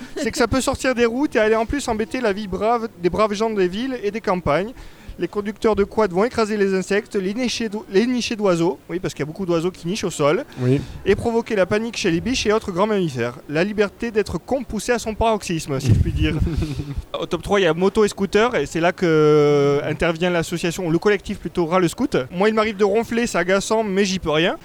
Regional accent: France; je suis français

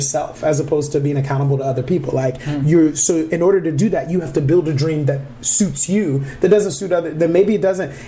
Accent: Detroit, Michigan, United States; moved away as an adult; also born or lived in Minneapolis, Minnesota; now in Twin Cities, United States; we grew up in Detroit

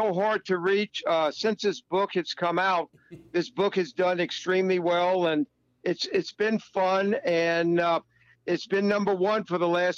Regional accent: Atlanta, Georgia, United States; I come from Georgia and Atlanta. And back then, Atlanta was a very, very, well, you know, I mean, it was a southern town.

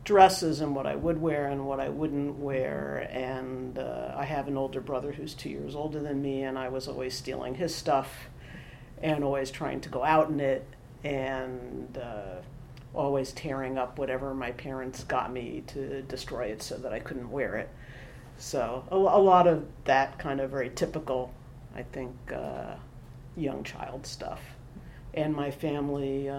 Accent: New York City, New York, United States; also born or lived in Boston; So I was born in New York City. I grew up in Stuyvesant Town, which is a small middle-class housing development on the east side of Manhattan

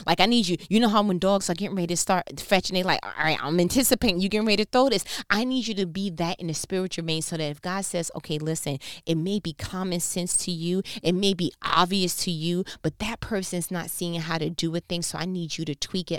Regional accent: New York, United States; accent: New York; my New York accent

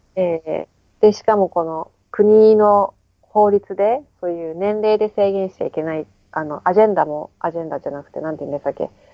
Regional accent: Japan; moved away as an adult; now in New Zealand; 日本の実家

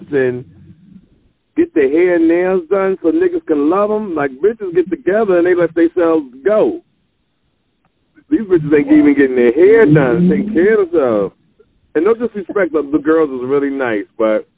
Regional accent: Jersey City, New Jersey, United States; also born or lived in Arizona; now in Los Angeles, United States; I'm from Jersey, Jersey City

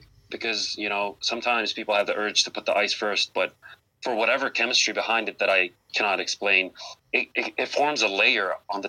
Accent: Beirut, Beirut Governorate, Lebanon; moved away as an adult; now in Cleveland, United States; I was born in Cleveland, but I was raised in Beirut, Lebanon. You know, I grew up over there, spent all of my adult years and childhood over there

